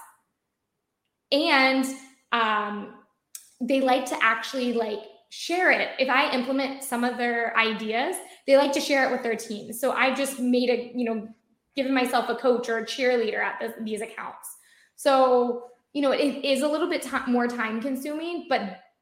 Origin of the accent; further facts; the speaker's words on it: United States; I work for an Israeli company, I'm American. I think my accent gives me away so much